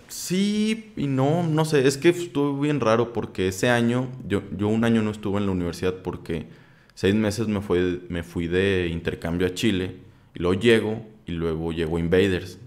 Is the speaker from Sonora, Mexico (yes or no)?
no; Saltillo, Coahuila, Mexico; yo soy de Saltillo